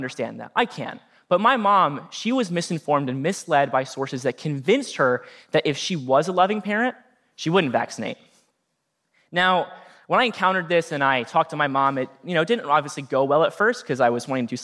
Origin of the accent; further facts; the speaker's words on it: Norwalk, Ohio, United States; my hometown of Norwalk, Ohio.